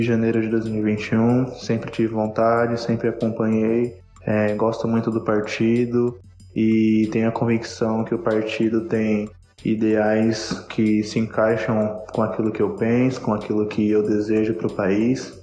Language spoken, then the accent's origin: Portuguese; Guarulhos, São Paulo, Brazil; eu sou de Guarulhos, São Paulo